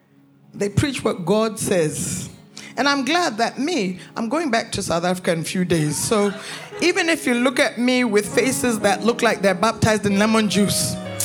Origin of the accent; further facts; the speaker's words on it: Canada; also born or lived in United States; I grew up in Canada and I grew up in the United States.